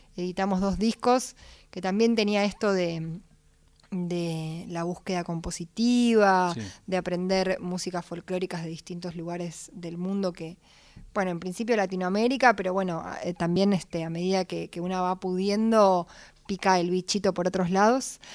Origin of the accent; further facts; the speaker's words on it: Buenos Aires, Argentina; siendo porteña